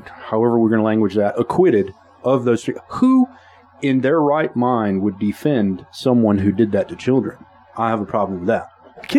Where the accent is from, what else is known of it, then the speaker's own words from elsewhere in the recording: Caldwell Parish, Louisiana, United States; Growing up in Caldwell Parish, and I was one of the few Hispanic kids there.